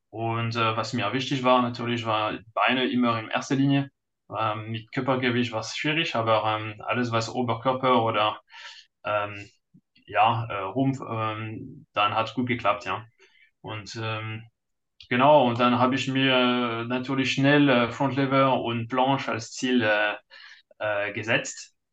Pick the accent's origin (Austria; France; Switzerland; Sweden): France; German is a second language; now in Munich, Germany; bin Franzose, äh, heute neun, also jetzt 39, äh, verheiratet mit einem Kind und ja, in Deutschland seit ewig.